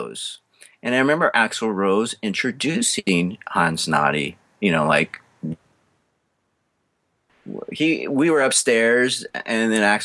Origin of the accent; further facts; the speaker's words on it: Redlands, California, United States; now in Huntington Beach, United States; I grew up in Redlands, California, which is 60 miles east of Los Angeles